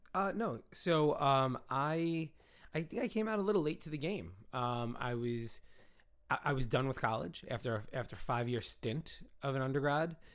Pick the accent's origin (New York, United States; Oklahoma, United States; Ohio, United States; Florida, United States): New York, United States; New York City; also born or lived in Brooklyn / Long Island / Manhattan; I grew up in the Bronx